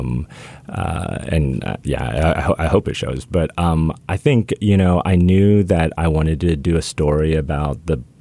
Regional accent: Midwest, United States; I grew up in the Midwest

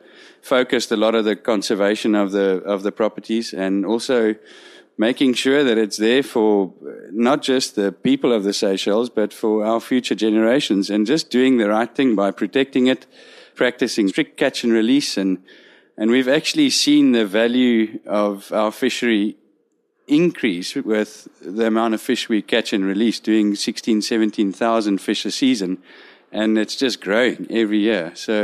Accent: South Africa; we arrived here as four South African guides

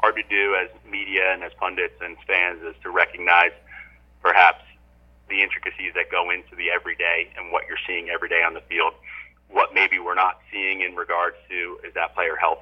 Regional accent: New Jersey, United States; moved away; also born or lived in Morgantown, West Virginia; I grew up in New Jersey

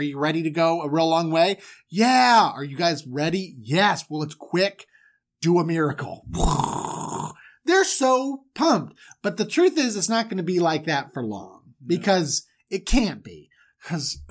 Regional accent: Florida, United States; I grew up in Florida

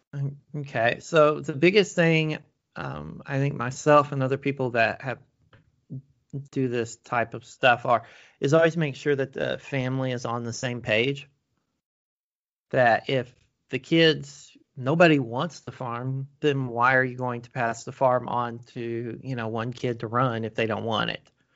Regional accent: Oklahoma, United States; moved away; also born or lived in Maryland; I'm originally from Oklahoma, and I know how it is in Oklahoma

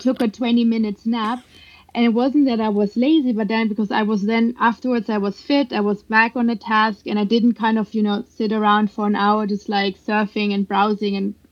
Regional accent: Germany; moved away as an adult; now in United States; I grew up in Germany

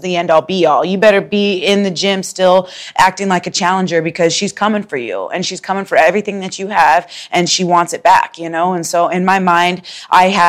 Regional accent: Spokane, Washington, United States; moved away as an adult; now in Chicago, United States; I'm from Spokane

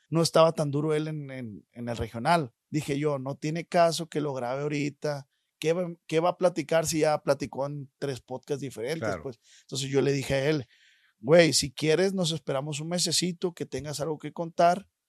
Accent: Culiacán, Sinaloa, Mexico; De Culiacán, Sinaloa.

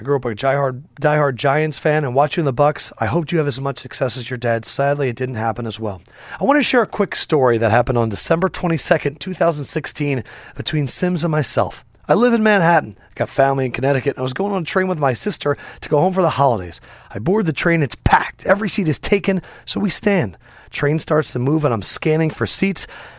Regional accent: China; now in Philadelphia, United States; I grew up in China before moving to Philly.

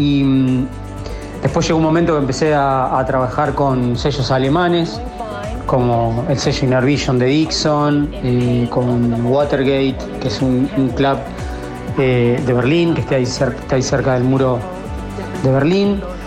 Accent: Santa Rosa, La Pampa, Argentina; yo soy de La Pampa, de Santa Rosa La Pampa

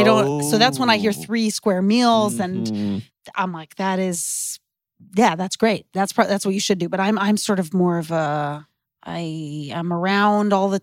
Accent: Seekonk, Massachusetts, United States; moved away as an adult; also born or lived in Providence, Rhode Island / New York; now in Los Angeles, United States; I'm from Massachusetts

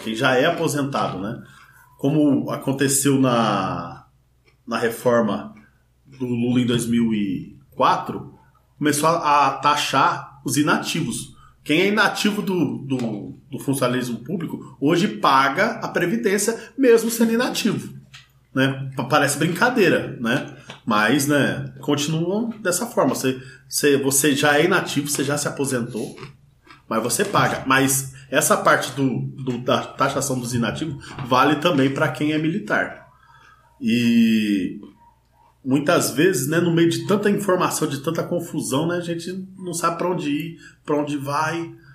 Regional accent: interior of São Paulo state, Brazil; moved away; Eu sou do interior do estado de São Paulo

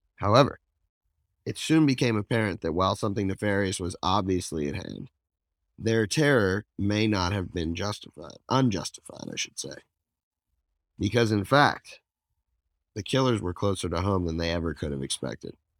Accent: Princeton, New Jersey, United States; I was born in Princeton

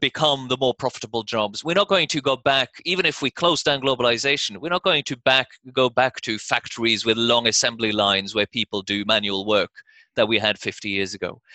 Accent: Norway; moved away as an adult; also born or lived in United States; When I was growing up in Norway in the 80s

